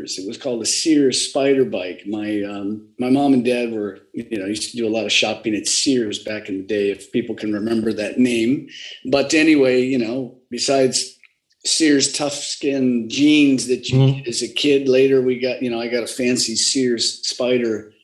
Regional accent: San Diego, California, United States; also born or lived in Pasadena; family moved to San Diego. And so I claim to be from San Diego because I've lived here most of my life

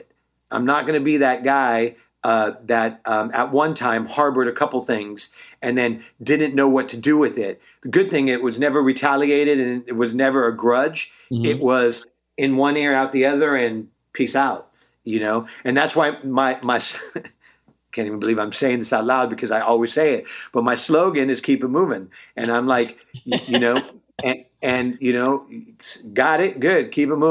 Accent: Bay Area, Northern California, United States; also born or lived in Walnut Creek / Concord; now in Los Angeles, United States; I'm originally from the Bay Area, NorCal

